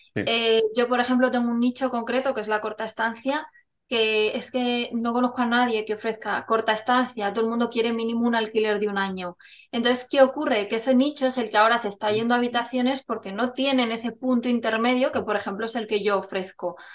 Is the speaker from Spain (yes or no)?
yes; Burgos, Castile and León, Spain; also born or lived in Palencia; nací en Palencia, pero siendo muy pequeñita me trasladé a Burgos con mi familia y bueno, llevo aquí desde los dos añitos